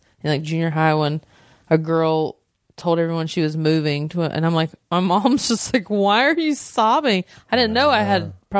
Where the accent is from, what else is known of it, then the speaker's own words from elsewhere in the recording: Southern United States, United States; I grew up in the South and didn't know I was a lesbian for a very long time and what that was like.